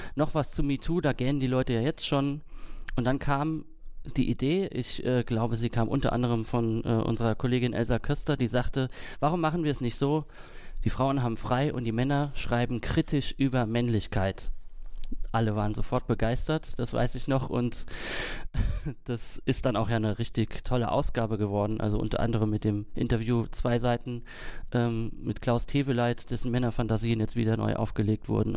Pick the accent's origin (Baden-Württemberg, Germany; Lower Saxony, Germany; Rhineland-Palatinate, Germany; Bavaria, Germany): Rhineland-Palatinate, Germany; Kaiserslautern; moved away; nach Kaiserslautern, wo ich herkomme